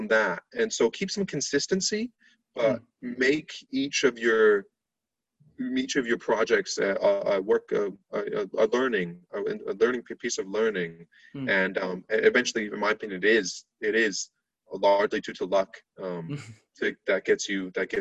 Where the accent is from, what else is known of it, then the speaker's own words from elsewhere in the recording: Barcelona, Catalonia, Spain; moved away as an adult; now in United States; I'm from Spain, lived in Spain most of my life